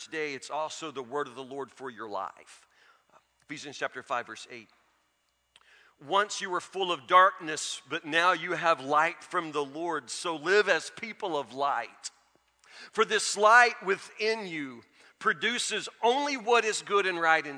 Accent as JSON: {"language": "English", "town": "Matlock", "country": "United States", "tie": "born or raised there", "said": "I grew up in Matlock."}